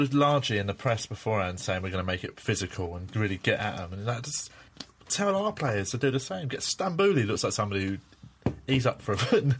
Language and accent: English; London, United Kingdom; I've never, ever banged on about being from London.